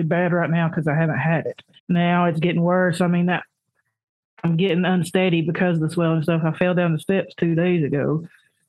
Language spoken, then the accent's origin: English; Tri-Cities, Tennessee, United States; I'm from Tri-Cities, Tennessee. We're right on the edge of Northeast Tennessee, Southwest Virginia